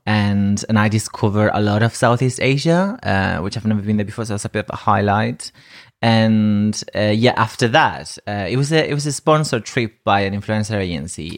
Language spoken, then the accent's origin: English; Ibiza, Balearic Islands, Spain; English is a second language; moved away as an adult; also born or lived in Madrid; now in United Kingdom; I'm from, originally from Madrid, but I grew up in Ibiza